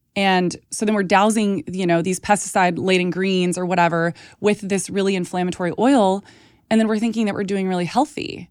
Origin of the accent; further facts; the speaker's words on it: Texas, United States; moved away; I grew up in Texas around a ton of ranchers and farmers